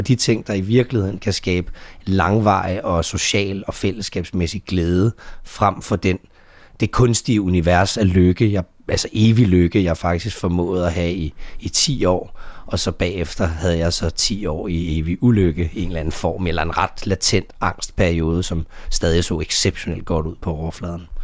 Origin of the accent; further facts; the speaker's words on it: Denmark; also born or lived in Dallas; jeg var fra Danmark